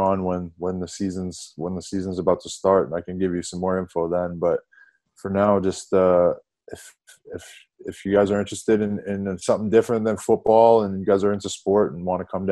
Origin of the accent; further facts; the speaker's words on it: Toronto, Ontario, Canada; moved away as an adult; now in Sheffield, United Kingdom; I come from Toronto in Canada, which is the biggest city in Canada